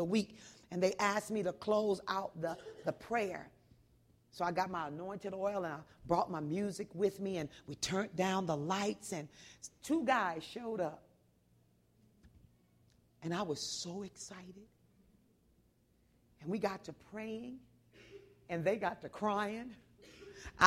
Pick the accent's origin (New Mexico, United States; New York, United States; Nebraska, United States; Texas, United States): Texas, United States; moved away; also born or lived in the Northwest; I'm from Texas